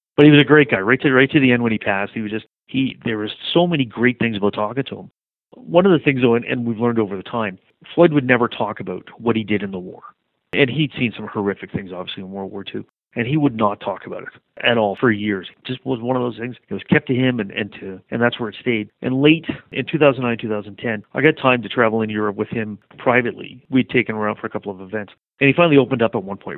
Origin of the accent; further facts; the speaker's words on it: Montreal, Quebec, Canada; growing up in Montreal